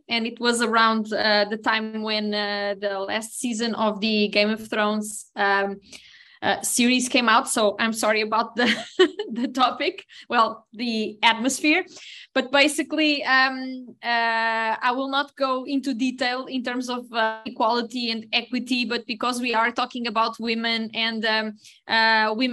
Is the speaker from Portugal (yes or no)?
yes; Portugal; I'm a pharmacist from Portugal.